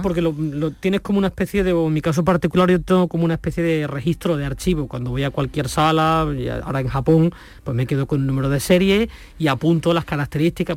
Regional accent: Nerva, Andalusia, Spain; desde mi pueblo, desde Nerva

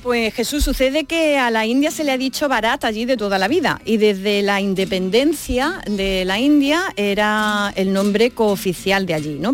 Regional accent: Alcaudete, Andalusia, Spain; Yo soy de Alcaudete

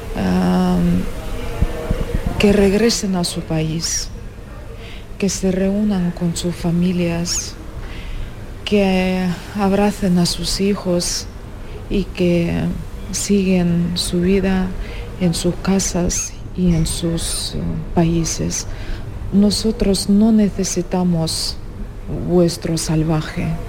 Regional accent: Ukraine; Spanish is a second language; moved away as an adult; now in Spain; somos dos mujeres y además somos ucranianas

